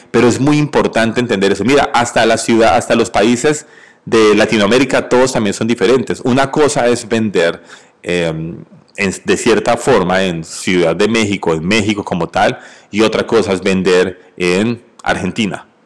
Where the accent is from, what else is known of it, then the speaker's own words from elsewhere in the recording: Colombia; en mi país natal, Colombia